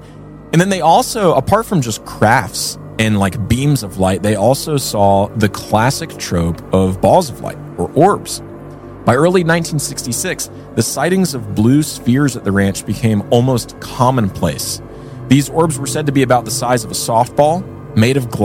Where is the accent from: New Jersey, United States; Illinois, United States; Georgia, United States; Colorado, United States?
Georgia, United States; Atlanta; now in Utah, United States; my hometown, Atlanta